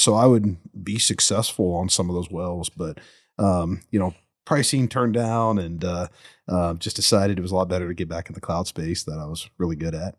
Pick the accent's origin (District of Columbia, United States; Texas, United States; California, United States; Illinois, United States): Texas, United States; Spring, Tomball, Woodlands area; I grew up in the Northeastern area, Spring, Tomball, Woodlands area. Still live up there now